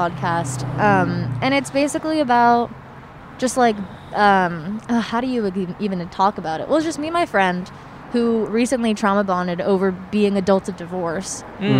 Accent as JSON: {"language": "English", "town": "Lafayette", "region": "California", "country": "United States", "moved": "yes", "lives_now": "Los Angeles, United States", "said": "I'm from Lafayette, which is like East Bay."}